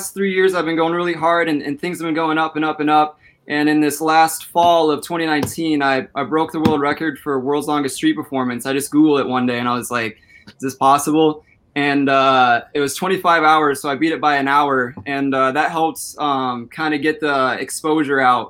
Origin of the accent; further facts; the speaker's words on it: Minnesota, United States; I'm from Minnesota. I'm 21 years old.